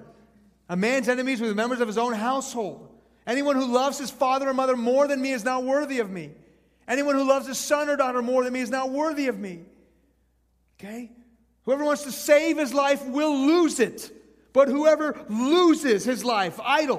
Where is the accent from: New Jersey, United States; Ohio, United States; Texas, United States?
Texas, United States; Houston; also born or lived in Iran; I was born in Houston when I was 2. My family moved to Iran. When I was 6, the Islamic Revolution hit that country, and we moved back to Houston